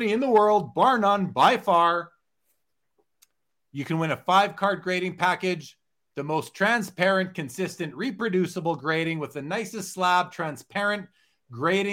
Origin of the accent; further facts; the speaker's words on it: Winnipeg, Manitoba, Canada; When I was growing up in Winnipeg, I used my paper route money and bought my first little TV